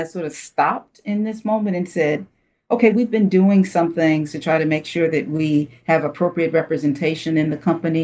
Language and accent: English; Detroit, Michigan, United States; I grew up in Detroit